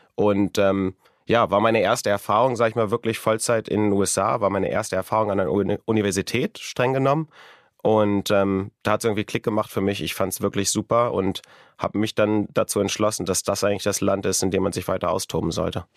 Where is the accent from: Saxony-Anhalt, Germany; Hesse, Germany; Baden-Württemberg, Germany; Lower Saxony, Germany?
Lower Saxony, Germany; Wunstorf; moved away; in der Nähe von Hannover, in einem kleinen Ort namens Lute bei Wunsdorf